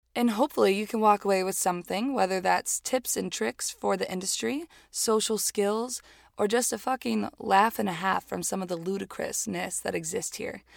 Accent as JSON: {"language": "English", "town": "Hialeah", "region": "Florida", "country": "United States", "tie": "born or raised there", "also_born_or_lived": "New York City", "moved": "as an adult", "lives_now": "Los Angeles, United States", "said": "I was born in Miami, Florida, in a very fun, extremely Cuban place called Hialeah"}